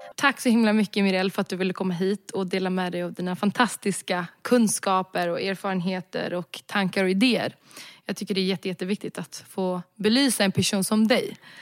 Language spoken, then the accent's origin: Swedish; Sweden; also born or lived in Budapest; Jag är svensk. Jag är född och vuxen i Sverige, jag är svensk.